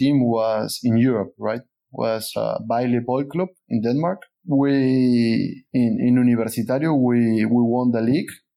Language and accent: English; Peru; moved away as an adult; also born or lived in Sweden / Canada; I choose to return to Peru. And then Canada was my third experience out of my country